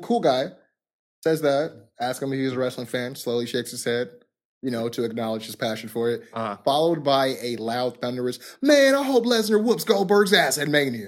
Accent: California, United States; we're from California.

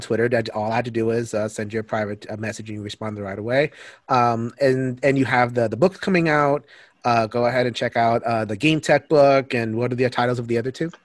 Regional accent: Connecticut, United States; I'm from Connecticut

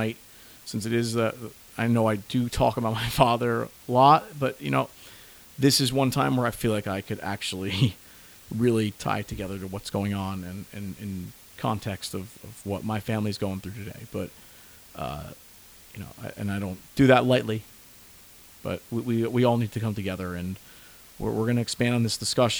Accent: New Jersey, United States; I'm from New Jersey

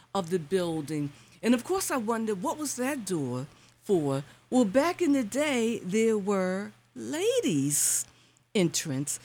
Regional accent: New York City, New York, United States; now in Philadelphia, United States; I grew up in Bedford Stuyvesant

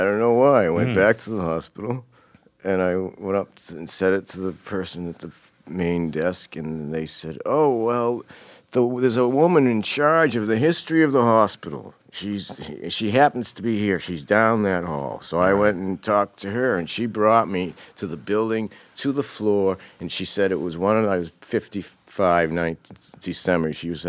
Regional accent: Cambridge, Massachusetts, United States; born there; I was born in Cambridge.

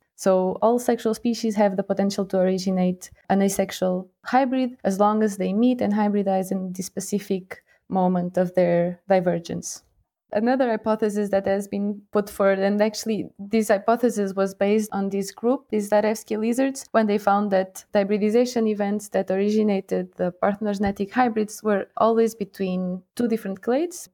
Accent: Portugal; moved away as an adult; now in Lausanne, Switzerland; I'm from Portugal

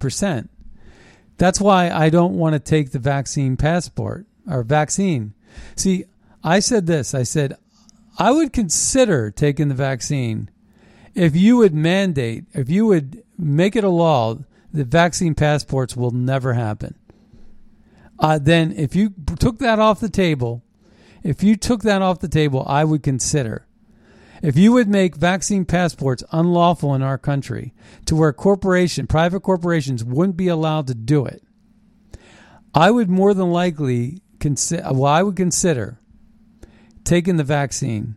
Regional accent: United States

